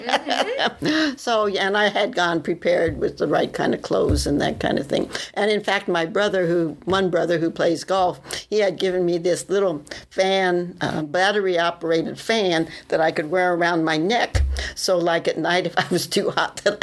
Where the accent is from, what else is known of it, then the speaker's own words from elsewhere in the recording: Humphrey, Nebraska, United States; moved away; also born or lived in Tanzania; I grew up on a small farm in Nebraska, outside of Humphrey, which is a town of about 800.